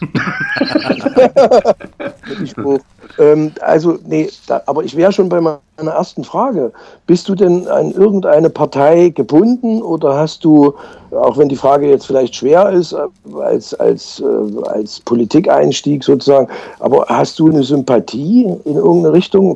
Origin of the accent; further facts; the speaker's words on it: Leipzig, Saxony, Germany; ich bin ja Leipziger